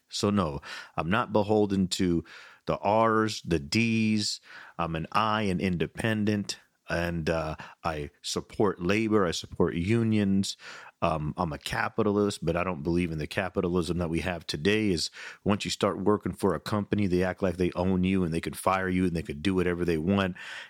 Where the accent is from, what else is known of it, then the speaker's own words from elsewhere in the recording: United States; As an American